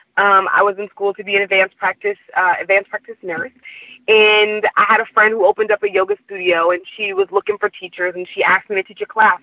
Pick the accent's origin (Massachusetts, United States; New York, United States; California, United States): California, United States; Oakland; also born or lived in New Orleans; I'm from Oakland